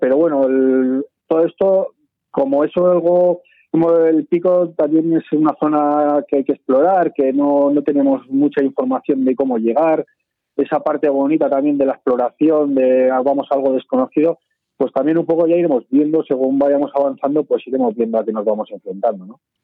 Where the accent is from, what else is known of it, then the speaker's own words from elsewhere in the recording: Sabiñánigo, Aragon, Spain; mi infancia la pasé en Sabiñónigo